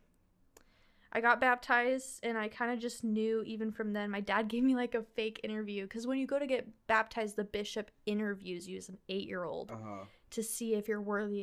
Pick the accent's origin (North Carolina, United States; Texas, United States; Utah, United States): Utah, United States; Lehi; I grew up in Lehi, which my high school mascot was a Mormon pioneer.